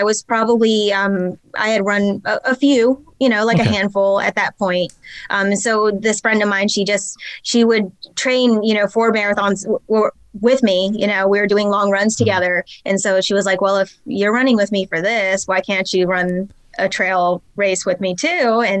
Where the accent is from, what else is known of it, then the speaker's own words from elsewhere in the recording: North Carolina, United States; also born or lived in California; I'm from North Carolina. I grew up for the most part in North Carolina. Before that, my father was Air Force, so we actually traveled around a lot. I was born in California.